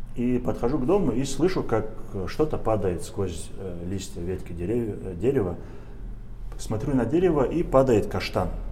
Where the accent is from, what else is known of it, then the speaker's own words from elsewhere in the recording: Averyanovka, Dagestan, Russia; moved away as an adult; also born or lived in Moscow; приезжал в Кизлярский район, село Аверяновка, и думал о том, что вот что-нибудь для села этого, для своего родного села я сделаю